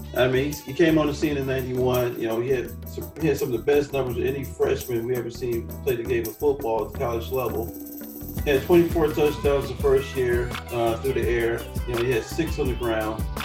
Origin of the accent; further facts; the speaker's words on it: Chicago, Illinois, United States; being a Chicagoan